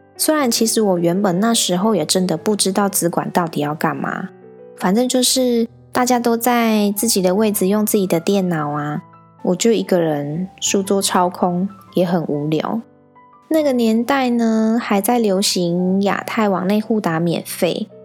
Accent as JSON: {"language": "Chinese", "region": "central Taiwan", "country": "Taiwan", "tie": "born or raised there", "said": "我呢是土生土长的中部人"}